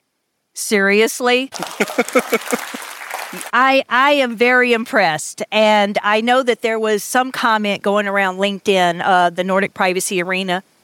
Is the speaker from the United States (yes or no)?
yes; the southern United States, United States; I'm from the United States, very particular, the southern part of the United States, where we talk really funny.